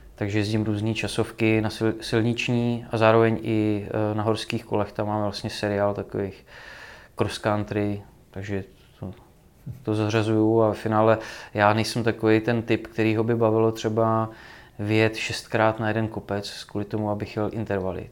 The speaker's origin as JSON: {"language": "Czech", "country": "Czechia", "tie": "born or raised there", "said": "jsem z Krkonoší, jak já vyrůstal na horách"}